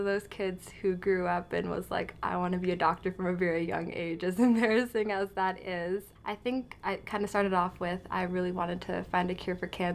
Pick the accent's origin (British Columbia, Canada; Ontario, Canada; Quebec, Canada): Ontario, Canada; Oakville; also born or lived in Hamilton; I grew up in Oakville